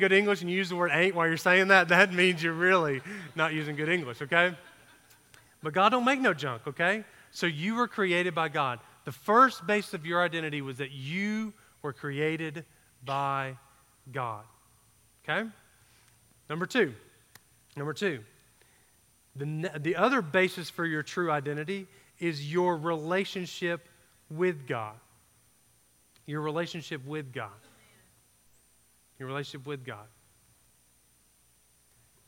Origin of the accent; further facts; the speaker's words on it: Georgia, United States; I grew up in Georgia, so we didn't get A, B, C's, and D's